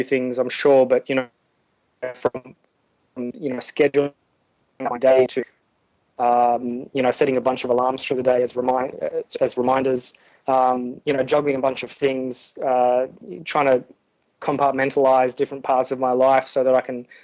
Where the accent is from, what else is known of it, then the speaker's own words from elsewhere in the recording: Australia; moved away as an adult; now in Nauru; my home is in Australia. So I'm Australian